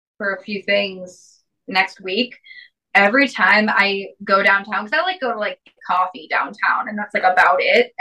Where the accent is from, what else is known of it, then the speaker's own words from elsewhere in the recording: Salem, Massachusetts, United States; also born or lived in Florida; growing up in Florida and around Salem, Massachusetts